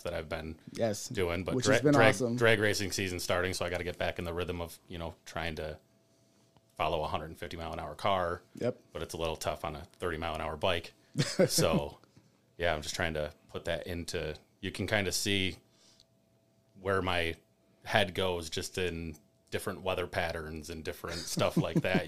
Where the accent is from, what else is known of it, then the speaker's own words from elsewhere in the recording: Rochester, New York, United States; I grew up in Gates. Been in Rochester my whole life, 34